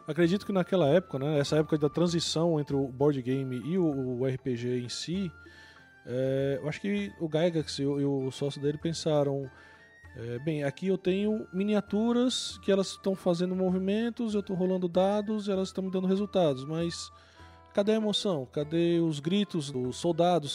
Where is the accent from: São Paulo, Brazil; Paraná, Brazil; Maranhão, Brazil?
São Paulo, Brazil; moved away as an adult; also born or lived in Northeast Brazil; now in Northeast, Brazil; eu sou de São Paulo, moro aqui no Nordeste há 20 anos.